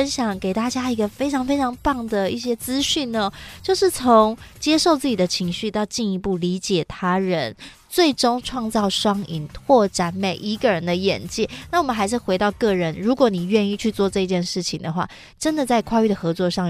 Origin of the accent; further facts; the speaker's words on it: Hsinchu, Taiwan; 我是新竹人嘛